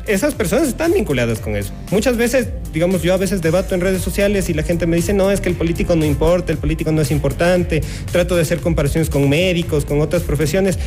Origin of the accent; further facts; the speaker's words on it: Quito, Pichincha, Ecuador; Como buenos ecuatorianos, como buenos quiteños